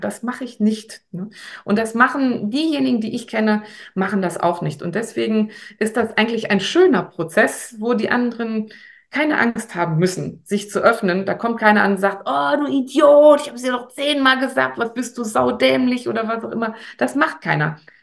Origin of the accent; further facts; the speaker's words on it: Paderborn, North Rhine-Westphalia, Germany; bei uns in Paderborn